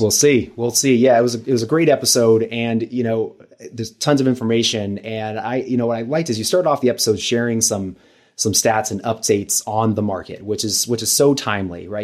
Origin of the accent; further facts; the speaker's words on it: Los Angeles, California, United States; moved away as an adult; now in San Diego, United States; I'm from Los Angeles originally